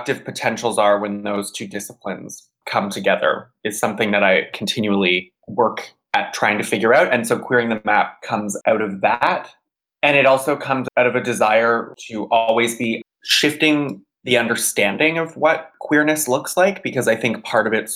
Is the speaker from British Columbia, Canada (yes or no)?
no; Georgetown, Ontario, Canada; moved away as an adult; now in Montreal, Canada; I grew up in Georgetown, Ontario